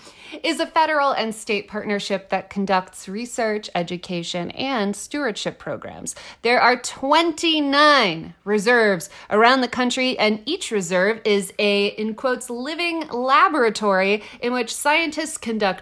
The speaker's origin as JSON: {"language": "English", "region": "Texas", "country": "United States", "said": "Did you guys know? Everything there is big. I'm from Texas."}